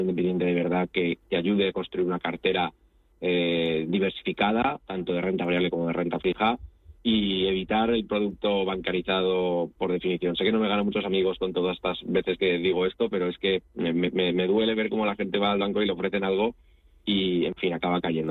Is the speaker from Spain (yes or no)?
yes; Spain; also born or lived in Italy; soy español y me siento de los dos países